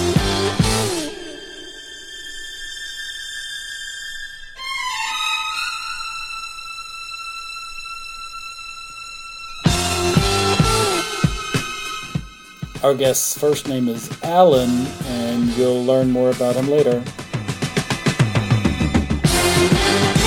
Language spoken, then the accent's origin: English; Germany; moved away; I'm originally from Germany